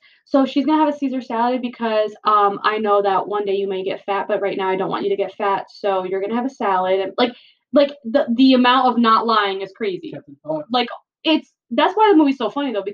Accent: New Jersey, United States; we are originally from New Jersey

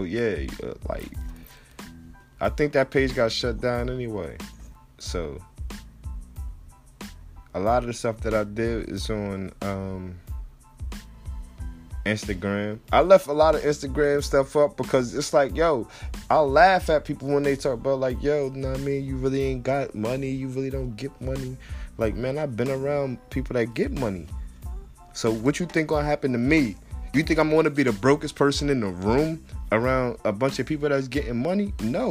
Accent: New Jersey, United States; I'm from New Jersey, so I know what I like.

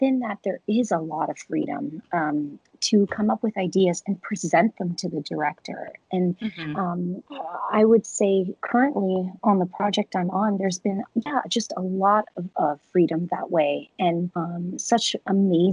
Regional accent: Canada; My parents are from there. And, you know, even though I grew up in Canada

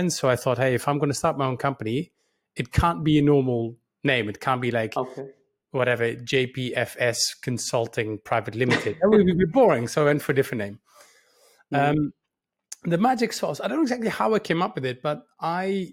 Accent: Netherlands; moved away as an adult; It started in a small town in the Netherlands in 1977. I was born in the Netherlands. I'm full-time Dutch.

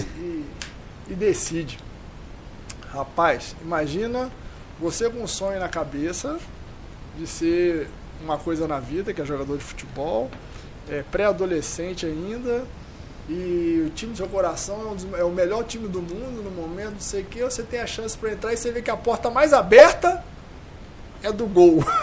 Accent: Juiz de Fora, Minas Gerais, Brazil; Eu sou natural de Juiz de Fora

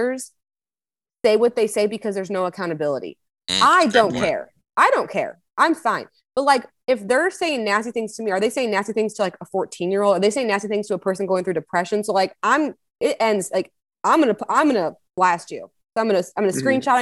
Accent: Missouri, United States; I'm born and raised in Missouri

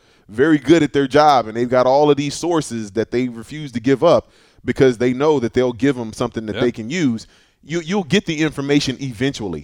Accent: Texas, United States; born or raised there

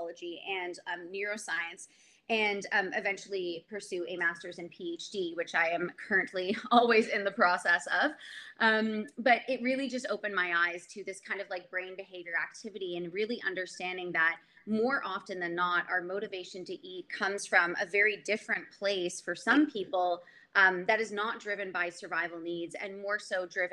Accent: Canada; also born or lived in Montreal / Oakville, Ontario; I'm from Canada

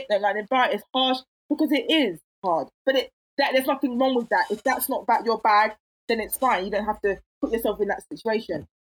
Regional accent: England, United Kingdom; Even if I was raised in England, the blood is still hot.

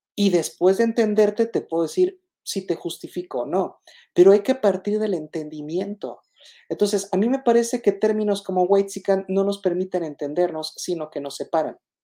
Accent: Mexico; Yo no me resigno a ser mexicano porque pues, nací en México, soy mexicano.

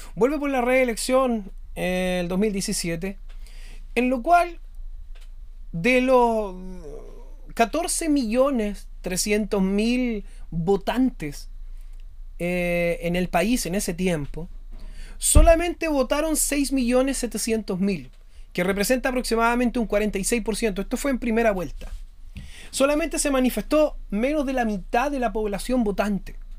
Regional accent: Chile; yo soy chileno y estoy viviendo actualmente una situación compleja en mi país

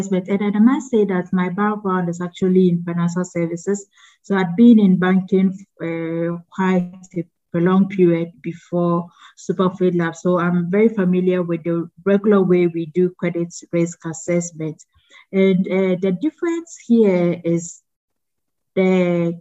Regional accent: Ghana; I am Ghanaian

